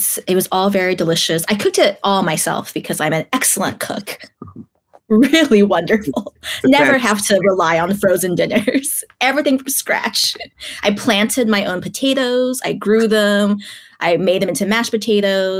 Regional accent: Texas, United States; now in New York City, United States; as a Texan who only experienced very, like, gross kind of icy snow

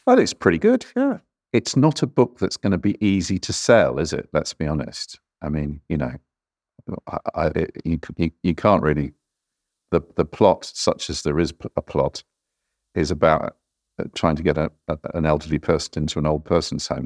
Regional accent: New Zealand; I grew up in New Zealand

